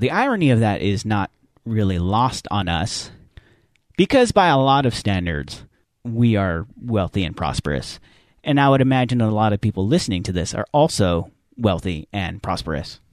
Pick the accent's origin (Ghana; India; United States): United States; we as American Christians, we as American evangelicals